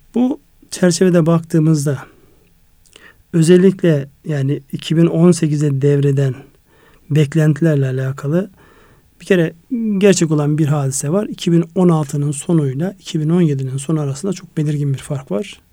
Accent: Kars, Kars Province, Turkey; moved away; Kars, Ardahan ve Iğdır'ı kapsayan benim memleketim olarak. Yani doğup büyüdüğüm en azından belli bir yaşa kadar yaşadığım yer orası.

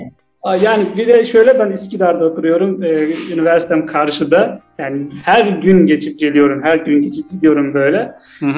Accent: Azerbaijan; also born or lived in Istanbul, Turkey; Azerbaycan'danım ben de.

